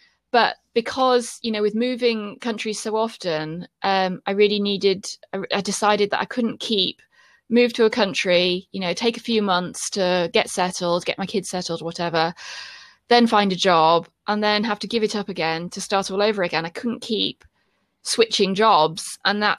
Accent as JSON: {"language": "English", "country": "United Kingdom", "said": "So I'd say to people, you know, I'm British."}